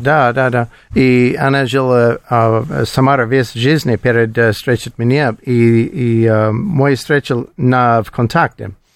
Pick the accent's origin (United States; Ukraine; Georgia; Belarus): United States; Colorado; Russian is a second language; moved away as an adult; now in Moscow, Russia; Я из Колорадо, это холодно, не проблема для меня